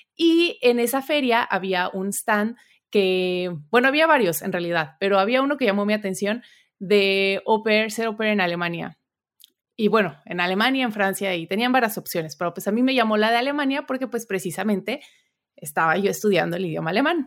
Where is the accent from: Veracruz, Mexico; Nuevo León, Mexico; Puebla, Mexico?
Puebla, Mexico; moved away as an adult; also born or lived in Saltillo, Coahuila; now in Germany; yo soy mexicana, nací en Saltillo, Coahuila, o sea, muy al norte de México, pero en realidad crecí en Puebla